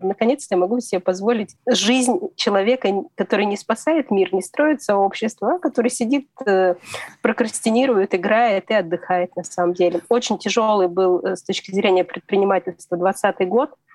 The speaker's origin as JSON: {"language": "Russian", "town": "Kemerovo", "region": "Kemerovo Oblast", "country": "Russia", "moved": "as an adult", "said": "Я только уехала от родителей из Кемерово, э, я жила далеко от дома"}